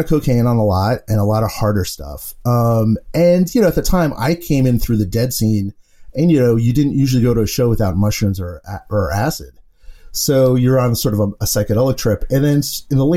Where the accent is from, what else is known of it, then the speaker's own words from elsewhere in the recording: New York City, New York, United States; I grew up in the Bronx